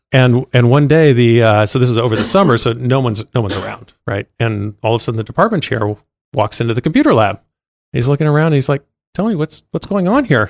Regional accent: China Lake, California, United States; now in Los Angeles, United States; California desert originally. Uh, there's a big Navy base out there, um, called China Lake Naval Base

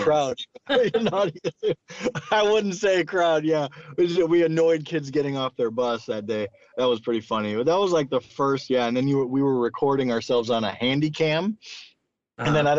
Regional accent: Sioux Falls, South Dakota, United States; where I grew up in Sioux Falls

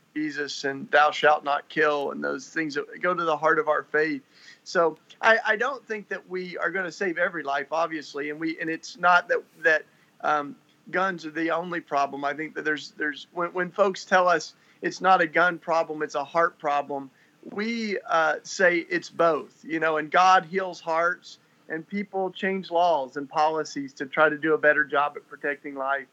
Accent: Tennessee, United States; now in Philadelphia, United States; I grew up in Tennessee.

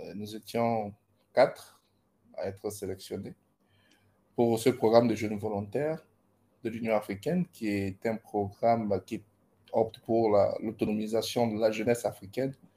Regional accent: Gabon; moved away as an adult; now in Ibadan, Nigeria; Je suis gabonais et actuellement, euh, disons que j'ai passé toute, ma, toute mon enfance au Gabon

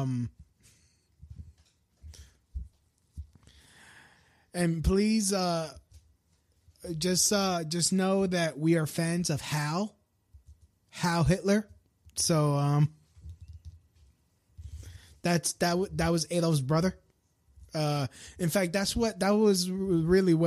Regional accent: New York, United States; as a New Yorker

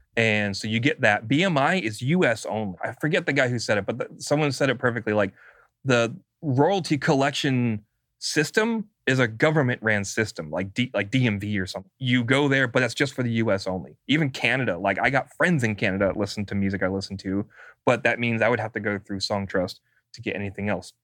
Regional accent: California, United States; I'm a Californian

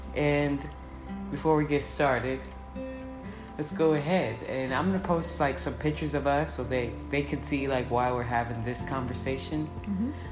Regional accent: Round Rock, Texas, United States; I grew up in Round Rock

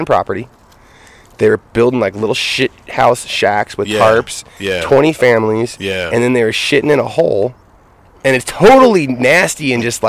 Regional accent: Grenada, California, United States; also born or lived in Oregon; born and raised in Siskiyou County in Yreka in Grenada

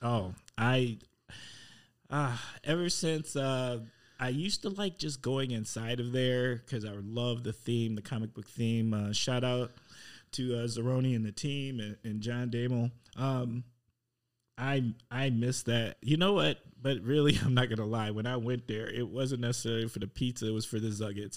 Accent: Milwaukee, Wisconsin, United States; moved away; I'm from Milwaukee.

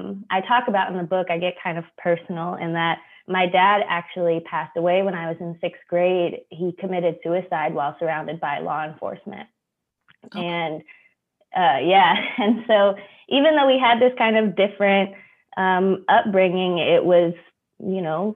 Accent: Anchorage, Alaska, United States; moved away as an adult; also born or lived in Norway; I was born and raised in Anchorage, Alaska, which is the biggest city in the state

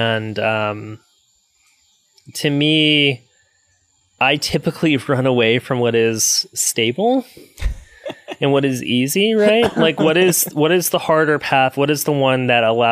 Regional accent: South Louisiana, United States; moved away as an adult; also born or lived in Chattanooga / Austin; now in Baton Rouge, United States; I'm from South Louisiana and from Louisiana in general

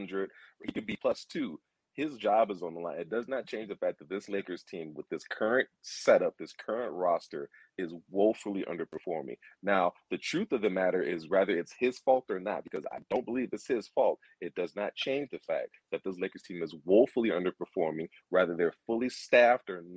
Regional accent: Chicago, Illinois, United States; I was born and raised in Chicago, Illinois

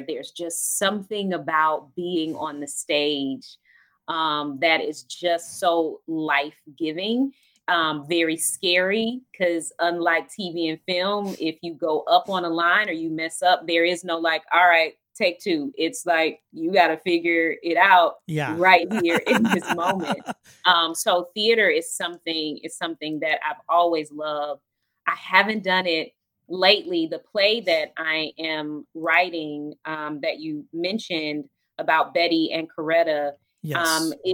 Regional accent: Atlanta, Georgia, United States; Atlanta, where I'm from, my hometown

